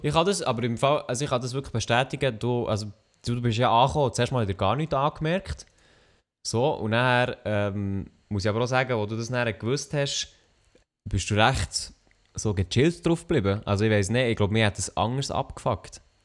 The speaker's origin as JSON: {"language": "German", "country": "Switzerland", "said": "Schweizer Rapper, wo ich herkomme"}